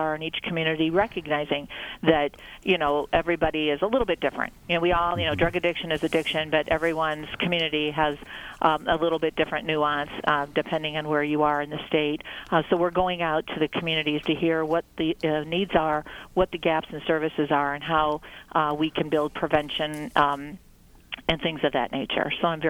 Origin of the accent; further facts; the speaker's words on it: Lake County, Indiana, United States; I'm from Lake County, so, you know, I was always one of those traveling down I-65